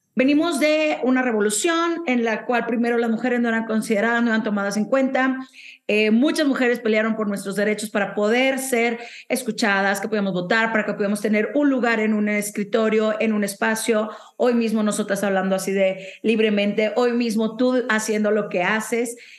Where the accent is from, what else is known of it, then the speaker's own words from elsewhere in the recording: Monterrey, Nuevo León, Mexico; de donde soy yo, de Monterrey